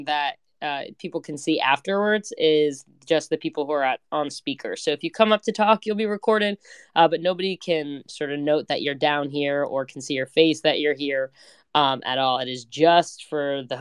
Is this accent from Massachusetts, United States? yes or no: no; New Jersey, United States; I'm from New Jersey.